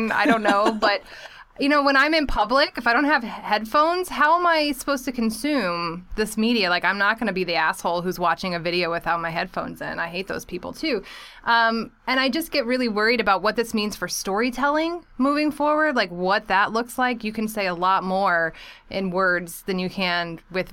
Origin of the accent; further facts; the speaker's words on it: Texas, United States; Texas, my home state